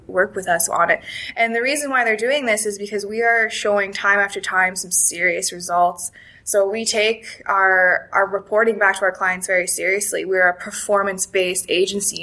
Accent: Alberta, Canada; moved away as an adult; also born or lived in Vancouver, Canada / Calgary, Canada; now in Dublin, Ireland; born and raised Alberta, in Canada there

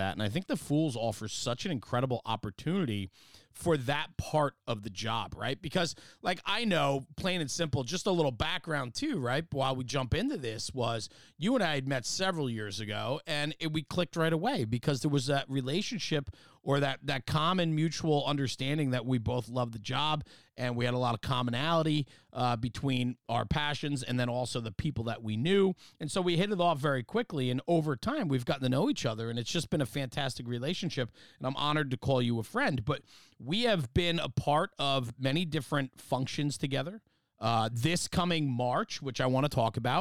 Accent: New Jersey, United States; I'm just from New Jersey

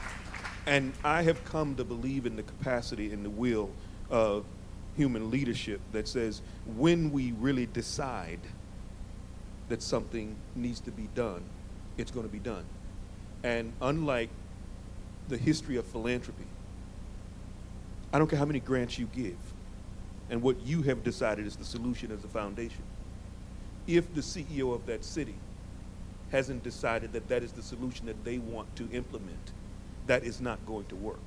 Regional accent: Mississippi, United States; I was born and raised in Mississippi.

